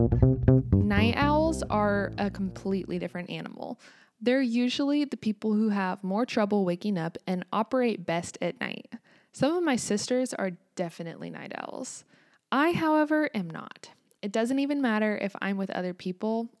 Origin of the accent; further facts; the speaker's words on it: United States; also born or lived in Kansas; I'm American, and I live in the state of Kansas in the United States